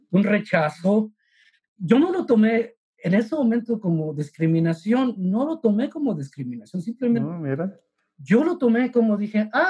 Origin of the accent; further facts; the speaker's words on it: San Antonio, Texas, United States; also born or lived in Mexico; yo tengo mis raíces en México, sí, pero tengo toda una vida desde que estaba adolescente en San Antonio, tejano